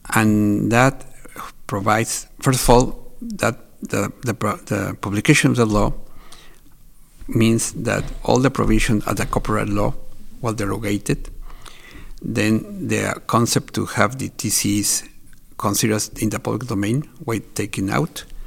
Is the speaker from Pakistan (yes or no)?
no; Mexico; I'm from Mexico